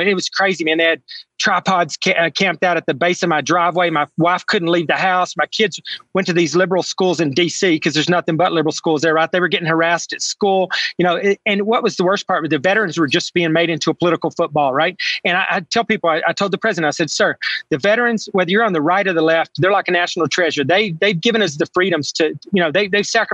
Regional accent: Texas panhandle, United States; that's the area of Texas I grew up in the Texas panhandle

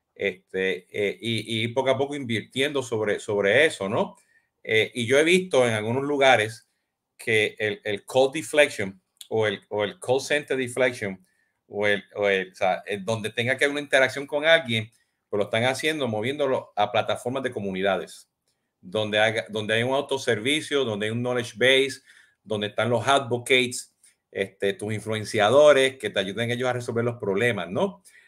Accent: Puerto Rico; como buen puertorriqueño

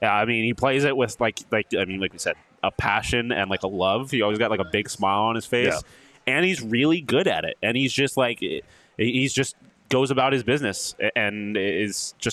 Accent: East Coast, United States; now in Arizona, United States; I'm obviously from the East Coast.

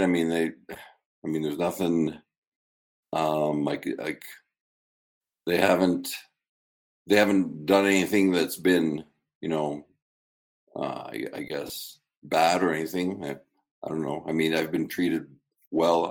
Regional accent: Canada; moved away as an adult; also born or lived in Michigan, United States; now in United States; I'm a Canadian citizen here on my yeah. third year card, you know, and I had a student visa, you know, at Michigan State, and three green cards now, and um, I, you know, I've lived in the U.S. longer than Canada.

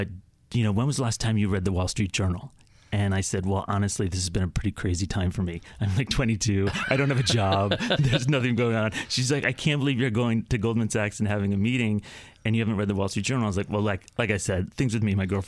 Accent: Connecticut, United States; Growing up in Connecticut, right. I loved watching television, but I never thought about who wrote that stuff?

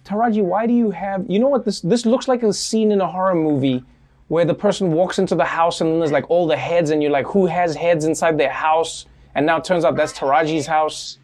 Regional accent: South Africa; moved away; I grew up in South Africa

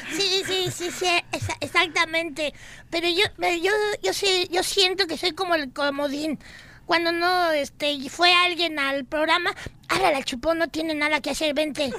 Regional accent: Mexico; now in United States; sí soy mexicano

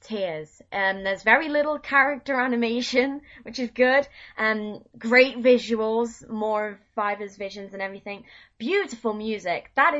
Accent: United Kingdom; Being British

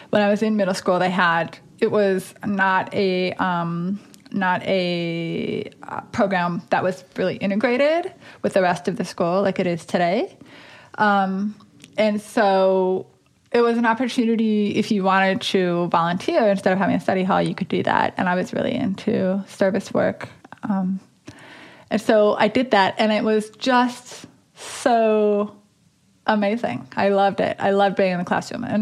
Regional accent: Dickinson, North Dakota, United States; In Dickinson, North Dakota.

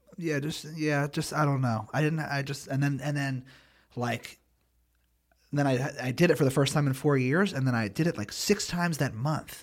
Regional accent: Philadelphia, Pennsylvania, United States; I'm from Philly

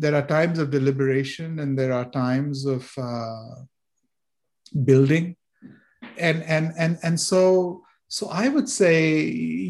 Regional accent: India; moved away; When I was growing up in India

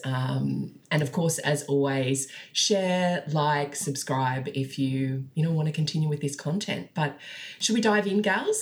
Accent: Australia; we're all Australian astrologers

